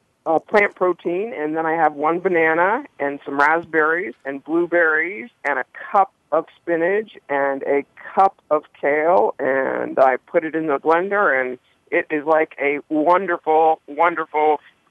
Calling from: Scottsdale, Arizona, United States; Well, I'm calling in from Scottsdale, Arizona, and it is 8:25 here in Arizona

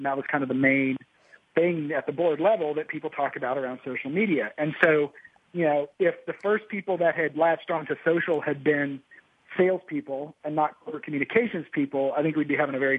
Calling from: Austin, Texas, United States; I'm in Austin, Texas

